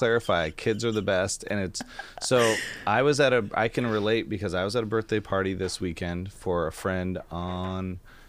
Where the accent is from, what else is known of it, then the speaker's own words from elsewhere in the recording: Amboy, Washington, United States; Like I grew up in Amboy, Washington, but I don't go back there, so I can say it and it's fine.